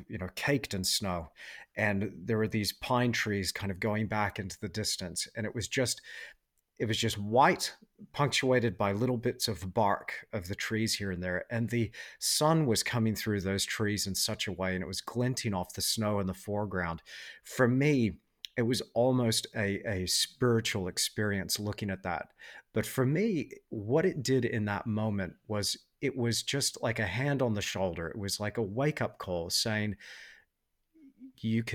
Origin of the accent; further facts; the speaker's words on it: Perth, Western Australia, Australia; I grew up in Perth in Western Australia